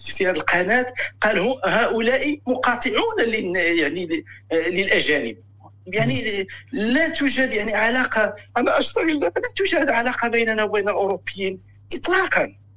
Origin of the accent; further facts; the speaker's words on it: Morocco; moved away as an adult; now in Germany; الاصل من المغرب